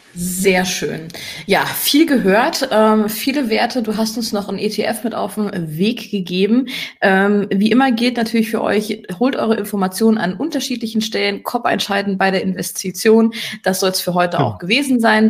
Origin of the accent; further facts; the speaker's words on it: Germany; hier bei uns in Deutschland